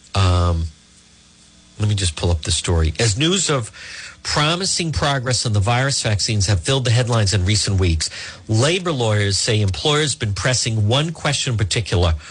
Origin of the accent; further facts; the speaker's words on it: Edgewood, Rhode Island, United States; growing up in Edgewood